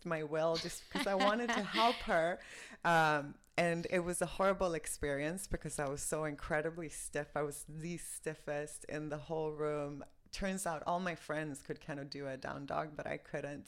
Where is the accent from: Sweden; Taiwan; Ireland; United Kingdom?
Sweden; moved away as an adult; also born or lived in New York / Miami; I'm from Sweden, born and raised. I left Sweden when I was 25.